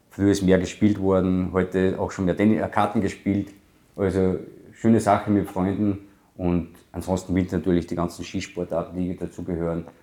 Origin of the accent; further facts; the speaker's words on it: Obernberg am Inn, Upper Austria, Austria; Ich bin am Tennisplatz aufgewachsen, nicht in Gurten, in Obenberg am Inn, wo ich geboren bin.